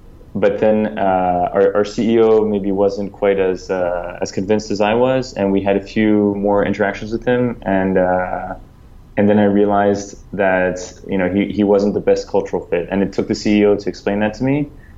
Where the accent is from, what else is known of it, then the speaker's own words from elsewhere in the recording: France; also born or lived in United States; I was born in the US, I grew up in France.